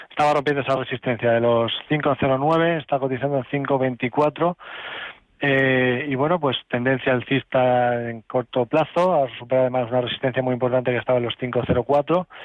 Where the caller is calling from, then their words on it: Valladolid, Castile and León, Spain; quería preguntarle al analista